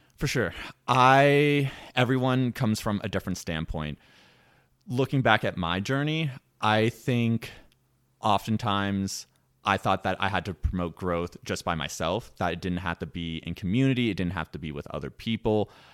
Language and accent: English; Washington, District of Columbia, United States; moved away; I am originally from the East Coast, from the Washington, D C area